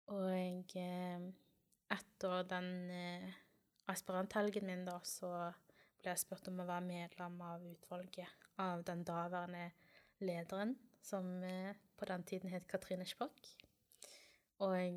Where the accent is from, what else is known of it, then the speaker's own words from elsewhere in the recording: Kristiansand, Agder, Norway; moved away; Kommer fra Kristiansand opprinnelig